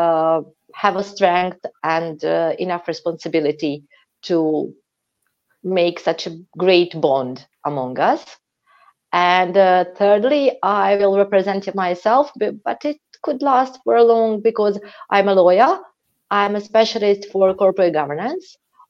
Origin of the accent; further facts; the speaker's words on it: Belgrade, Serbia; I'm from Belgrade. It's the capital of Serbia.